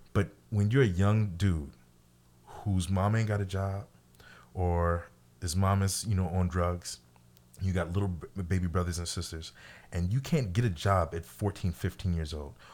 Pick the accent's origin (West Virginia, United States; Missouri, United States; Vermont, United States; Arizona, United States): Missouri, United States; I'm from Missouri